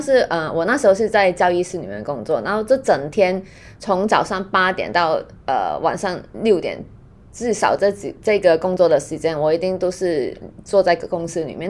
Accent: Hong Kong; Chinese is a second language; 因为可能我是香港人

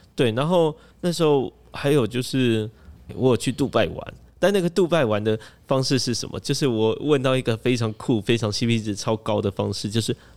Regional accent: Taiwan; 我们台湾人又有申根签证嘛

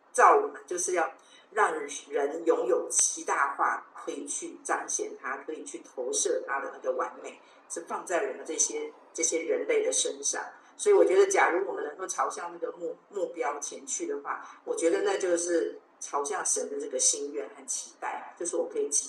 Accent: China; 我们中国人也会说“患难见真情”嘛

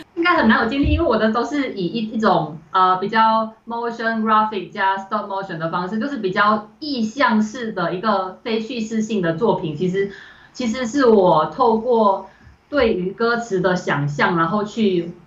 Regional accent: Malaysia; moved away as an adult; now in Taiwan; 我来台湾就读，哦，我以前，我十八岁以前都是在马来西亚生活这样

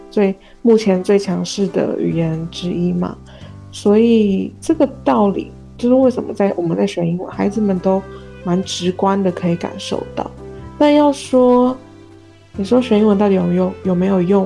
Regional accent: Taiwan; 在台湾我们会觉得讲，所谓讲中文讲得很标准，其实就是北京腔嘛

